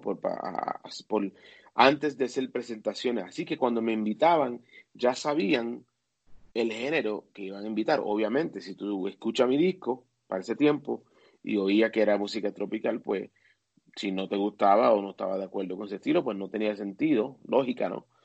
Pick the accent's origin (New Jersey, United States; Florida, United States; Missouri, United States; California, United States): New Jersey, United States; en el pueblo donde yo me crié, en New Jersey, que es el estado cerca de Nueva York